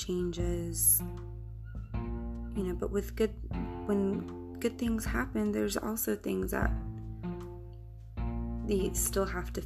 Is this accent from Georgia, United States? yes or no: yes; Georgia, United States; accent: country; I grew up in Georgia and the South.